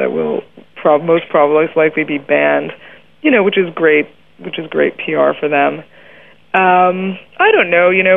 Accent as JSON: {"language": "English", "country": "Canada", "said": "I'm Canadian"}